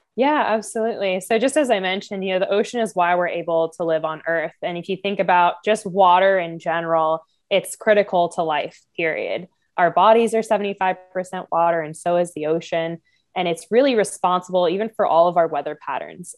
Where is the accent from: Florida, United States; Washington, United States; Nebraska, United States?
Florida, United States; I grew up in Florida all my life